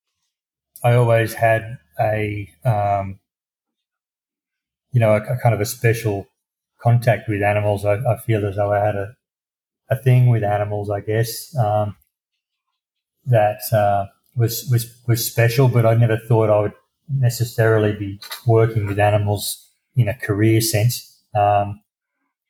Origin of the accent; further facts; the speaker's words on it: country Victoria, Australia; also born or lived in Brisbane, Queensland; I grew up in country Victoria, which is the southern state